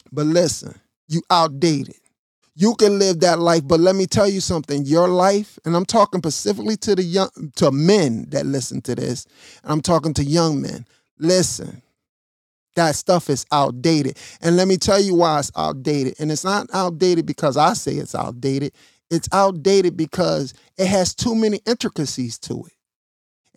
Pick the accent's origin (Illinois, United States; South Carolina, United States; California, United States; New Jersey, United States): Illinois, United States; Chicago; also born or lived in Missouri; My family is from Missouri. I was born in Chicago.